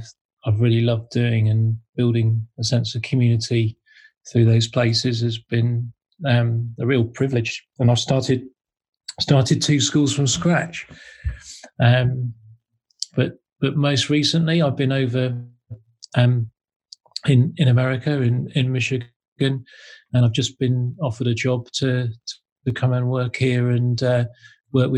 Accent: Devon, South West England, United Kingdom; moved away; also born or lived in Manchester; I grew up in Devon.

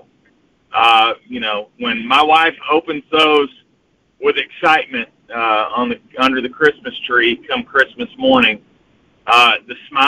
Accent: the South, United States; accent: southern drawl; I am showing or sounding off my southern draw here

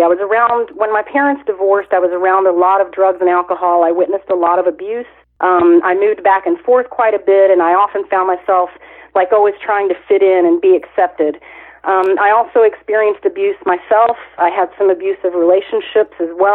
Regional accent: Winchester, Virginia, United States; moved away as an adult; also born or lived in Japan; I hail originally from Winchester, Virginia

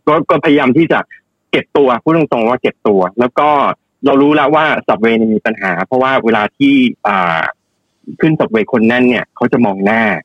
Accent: Thailand; now in New York, United States

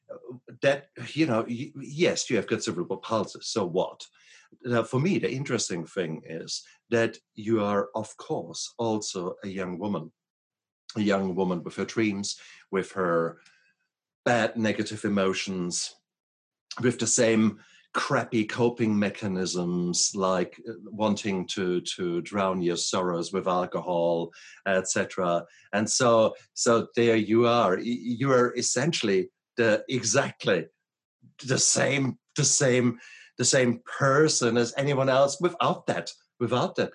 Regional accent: Germany; English is a second language; now in United States; when I come from Germany, we, we start earlier there, okay?

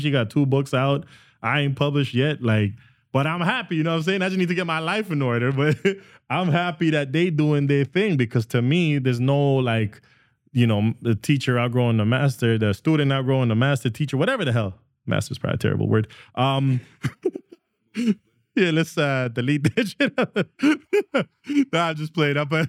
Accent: Guatemala; now in Canada; I was born and raised in Guatemala, and we had to leave because of the Civil War.

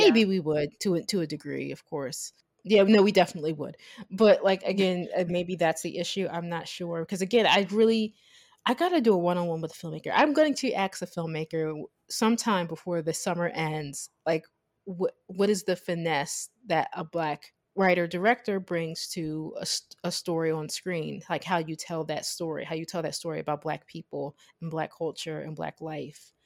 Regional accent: United States; the way I was raised as an American

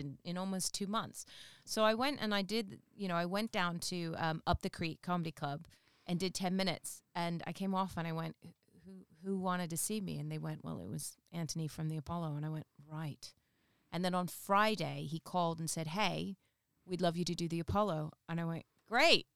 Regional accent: England, United Kingdom; the North don't realize I'm from the South unless I tell them because of the whole accent

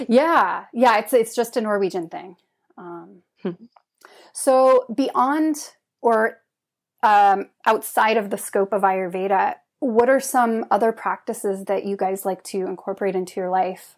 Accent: Idaho, United States; also born or lived in Utah / Trondheim, Norway; now in Oslo, Norway; I'm from Idaho, cold and snowy

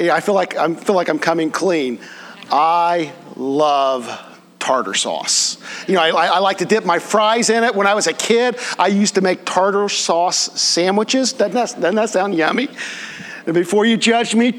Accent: Connersville, Indiana, United States; We didn't have the Golden Arches in Connersville when I was growing up

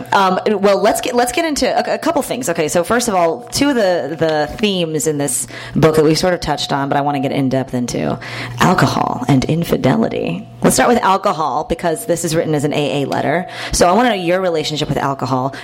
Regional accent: Houston, Texas, United States; I'm from Texas myself

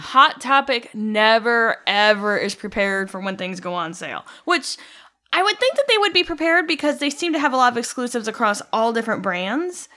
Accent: Midwest, United States; I'm from the Midwest

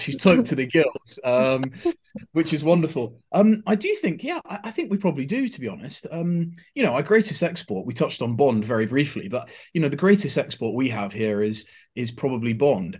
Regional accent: United Kingdom

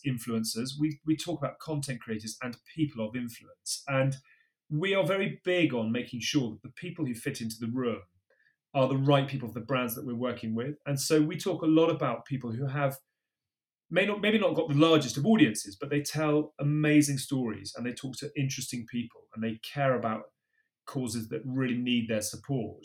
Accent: Bath, South West England, United Kingdom; I went and worked at my hometown club, which was Bath Rugby at the time.

